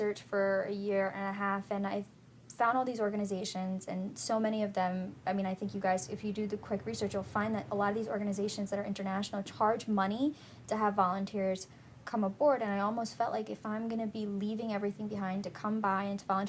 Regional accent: New Jersey, United States; Pretty much, yeah, I moved down here from New Jersey, and I was like, man, if this is what Maryland's like, I'm never going to leave, and that's exactly what happened. I'm still living in Maryland, working in D.C.

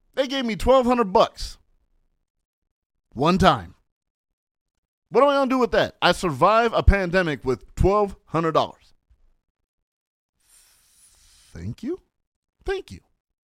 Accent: San Bernardino, California, United States; Don't fuck with me. I'm from San Bernardino.

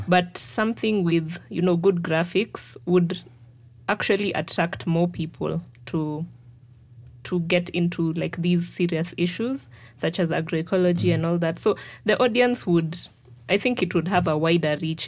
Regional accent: Kenya; as a Kenyan

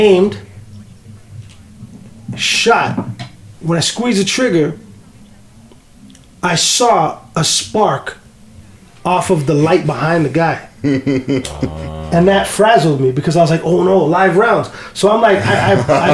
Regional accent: Toronto, Ontario, Canada; I'm from Scarborough

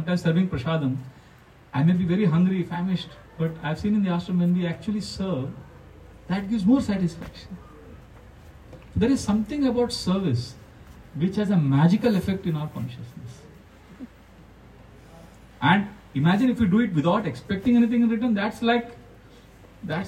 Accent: Mumbai, Maharashtra, India; I am from Mumbai

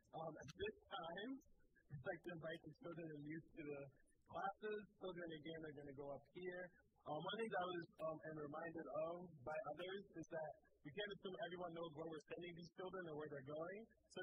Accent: Liberia; also born or lived in Sierra Leone / Ivory Coast; Like, I grew up in Liberia and in Sierra Leone and in Ivory Coast.

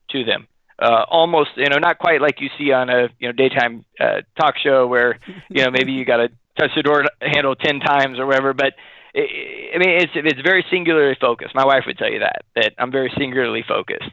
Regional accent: Sacramento, California, United States; we grew up in Sacramento

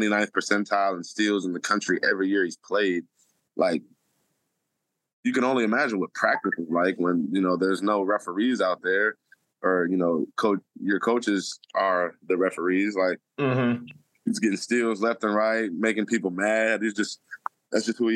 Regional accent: Detroit, Michigan, United States; moved away; I'm from Detroit originally

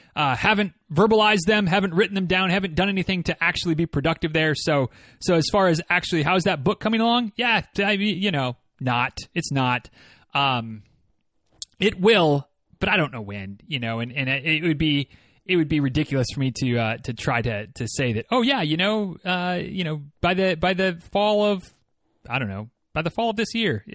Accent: Northern Michigan, United States; moved away; growing up in Northern Michigan like I did

